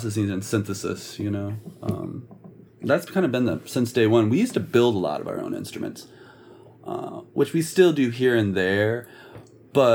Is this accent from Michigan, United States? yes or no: yes; Michigan, United States; we are from Michigan